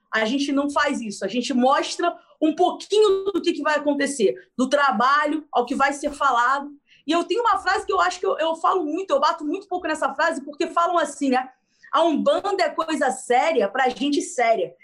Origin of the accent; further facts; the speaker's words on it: Rio de Janeiro, Brazil; a gente é aqui do Rio de Janeiro